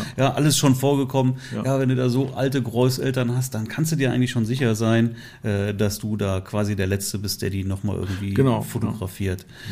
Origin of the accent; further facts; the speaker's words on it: Leverkusen, North Rhine-Westphalia, Germany; meine Heimatstadt Leverkusen